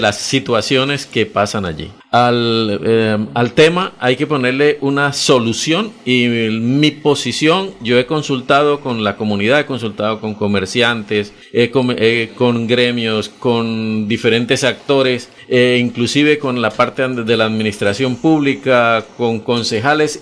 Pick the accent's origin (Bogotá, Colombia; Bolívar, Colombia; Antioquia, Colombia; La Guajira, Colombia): La Guajira, Colombia; San Juan del Cesar; now in Bucaramanga, Colombia; yo soy de San Juan del Cesar, eso es en la Guajira colombiana